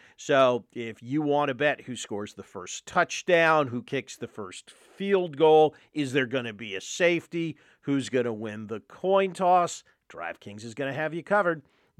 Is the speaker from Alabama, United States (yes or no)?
yes; Mobile, Alabama, United States; Let's just say that growing up in Mobile is like growing up in a bad William Faulkner novel.